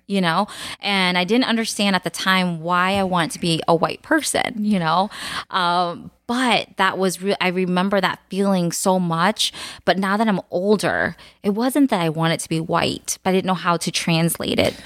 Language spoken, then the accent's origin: English; United States; born or raised there; first language Khmer; English is a second language